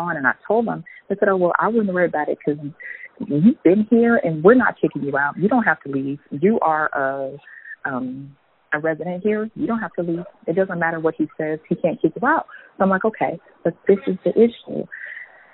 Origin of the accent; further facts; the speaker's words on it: California, United States; I'm from California. I don't live here